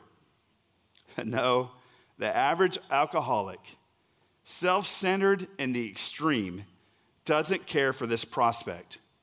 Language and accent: English; Oklahoma, United States; I'm really from Oklahoma